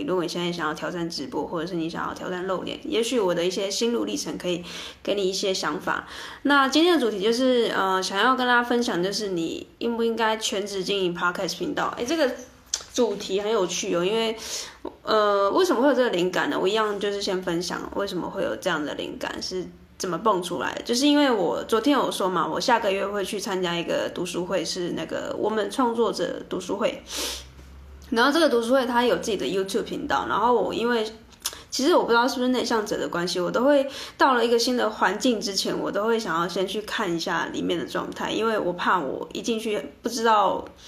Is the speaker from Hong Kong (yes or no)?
no; southern Taiwan, Taiwan; also born or lived in Taipei; 我从台北回到南部，因为我是南部人